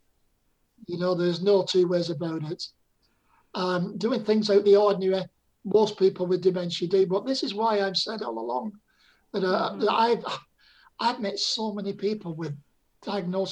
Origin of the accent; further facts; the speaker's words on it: Bolton, North West England, United Kingdom; now in Torbay, United Kingdom; I went back to my hometown in Bolton and I couldn't remember my house or where we lived